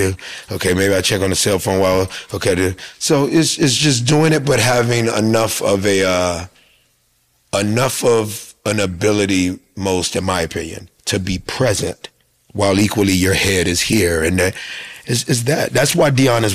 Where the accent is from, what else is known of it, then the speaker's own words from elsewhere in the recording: Atlanta, Georgia, United States; my hometown Atlanta Falcons